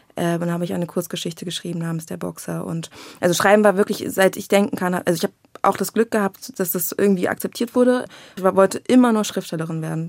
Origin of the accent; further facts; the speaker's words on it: Berlin, Germany; ich bin aus Berlin